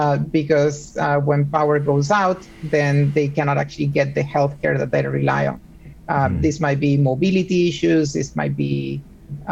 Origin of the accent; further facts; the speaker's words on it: Puerto Rico; moved away as an adult; also born or lived in Argentina; now in Seattle, United States; I also was raised in Puerto Rico. I was born in Argentina, but I lived most of my life growing up in Puerto Rico.